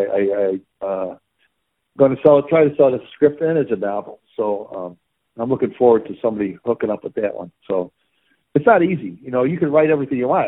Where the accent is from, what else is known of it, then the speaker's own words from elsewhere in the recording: Chicago, Illinois, United States; I grew up again in the Coldwater Flat near the stockyards here